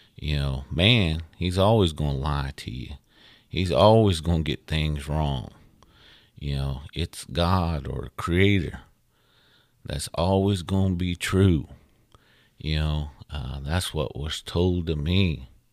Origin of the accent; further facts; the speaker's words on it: United States; we as Indian folks